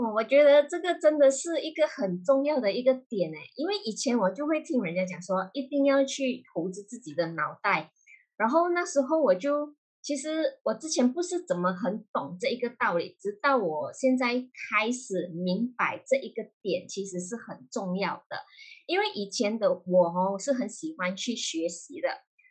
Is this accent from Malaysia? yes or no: yes; Malaysia; moved away as an adult; now in Singapore; 其实我是马来西亚人，目前是人在新加坡工作，在新加坡已经有十年的经验了啦，OK。然后目前本身是从事一名，呃，保险业务员